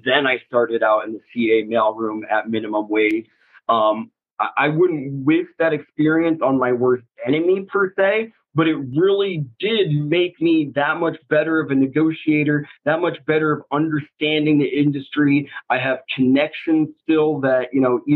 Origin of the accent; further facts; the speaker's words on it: Iowa, United States; now in Los Angeles, United States; I'm from Iowa originally, small town, like 500 people in the middle of nowhere